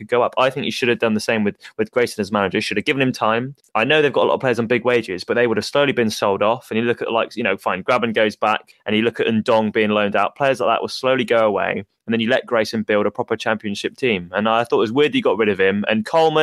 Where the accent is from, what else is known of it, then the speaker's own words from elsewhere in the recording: England, United Kingdom; I'm English